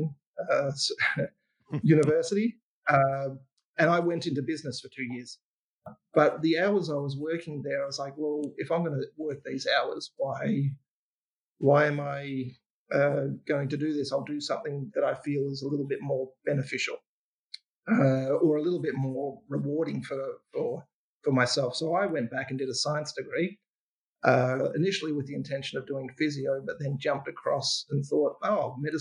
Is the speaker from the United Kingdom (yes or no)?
no; Ballarat, Victoria, Australia; I was growing up in Ballarat, which is a country town in Victoria